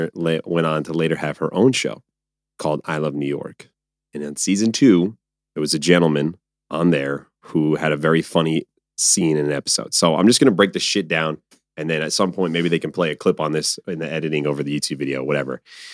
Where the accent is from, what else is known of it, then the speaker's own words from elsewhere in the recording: Azores, Portugal; my family, my people come from islands. I'm from the Azores. I'm literally an island boy.